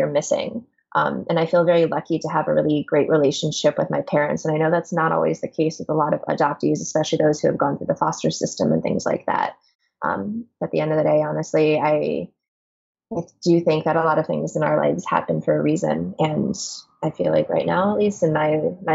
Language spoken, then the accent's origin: English; Washington, District of Columbia, United States; I was adopted when I was really little, like 6 months old or so, and grew up in Washington, D.C.